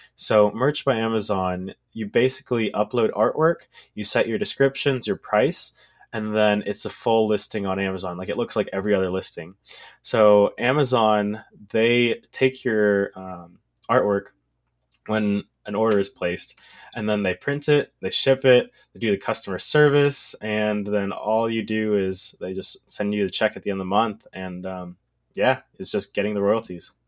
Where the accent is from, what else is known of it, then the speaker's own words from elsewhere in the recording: Texas, United States; I am from Texas